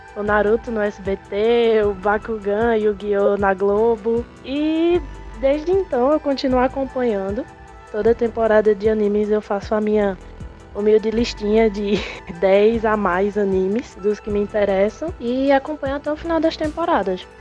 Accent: Caruaru, Pernambuco, Brazil; eu sou natural da cidade de Caruaru

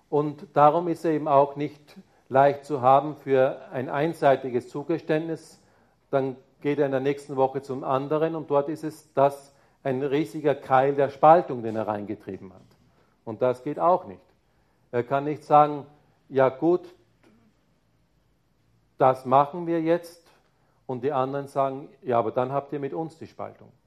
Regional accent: Bavaria, Germany; Ja, ich bin Bayer. Das heißt, da ist schon auch kulturell ein Unterschied da.

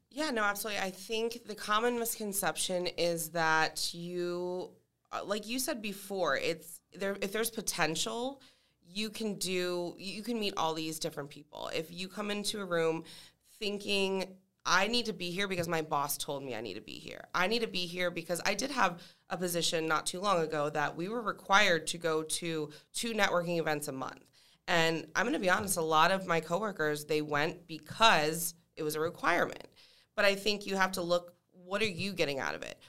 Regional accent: Allentown, Pennsylvania, United States; moved away as an adult; now in Tampa, United States; I am from Allentown, Pennsylvania

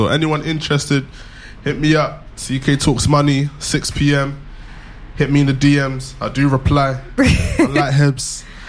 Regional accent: United Kingdom; Grownish, smartish, British. We are British, apparently.

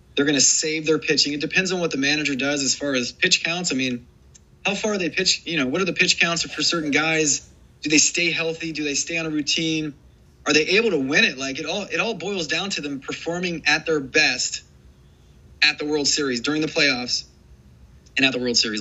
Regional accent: Ohio, United States; I grew up in Ohio, going to Cincinnati Reds games

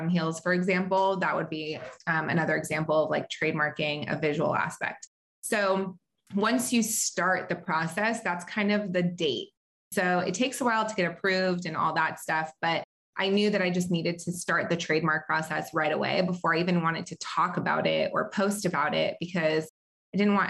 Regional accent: Southern California, United States; also born or lived in Israel / North Carolina; have lived most of my life in Southern California

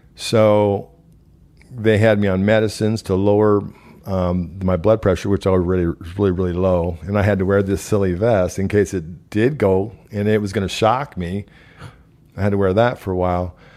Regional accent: Omaha, Nebraska, United States; moved away as an adult; also born or lived in Council Bluffs, Iowa; I was born in Council Bluffs, Iowa. I moved to Omaha, Nebraska. Was raised there

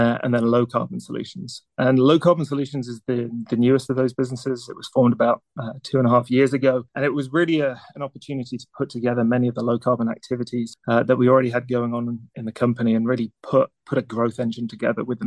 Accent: near Newcastle, North East England, United Kingdom; moved away; also born or lived in Manchester, England; I was born in England a number of years ago. A little village near a town called Newcastle in the north. And then I think kind of growing up in the UK

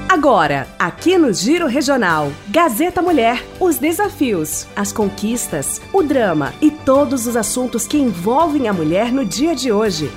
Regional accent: Sobradinho, Rio Grande do Sul, Brazil; nascida e criada aqui em Sobradinho, no bairro União

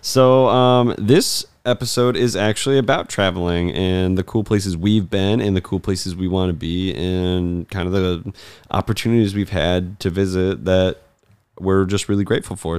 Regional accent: Michigan, United States; also born or lived in Colorado; I was born in Colorado and I don't remember a ton from it. Uh, we moved back to Michigan when I was really young.

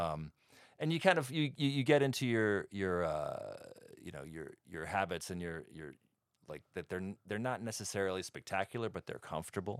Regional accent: New York City, New York, United States; moved away; I grew up in Brooklyn

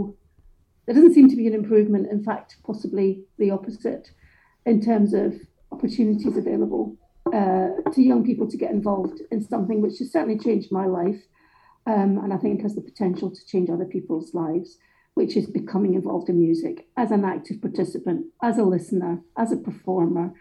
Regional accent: Johnstone, Scotland, United Kingdom; also born or lived in Glasgow; I was born in the East End of Glasgow, and when I was 18 months old, my family was, I guess, spewed out of Glasgow in something that was called the Glasgow Overspill. So we were sent out to actually a really lovely, pleasant council estate in a town about 18 miles away, I think, called Johnston

